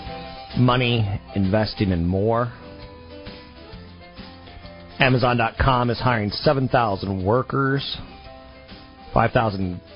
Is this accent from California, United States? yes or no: yes; California, United States; I'm Californian